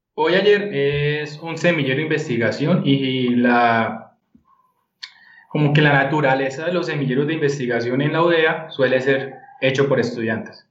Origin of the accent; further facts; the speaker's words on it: Bucaramanga, Santander, Colombia; moved away; soy de Bucaramanga.